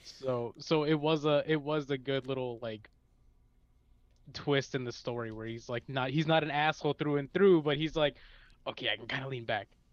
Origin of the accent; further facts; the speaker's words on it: Chicago, Illinois, United States; I'm from the great city of Chicago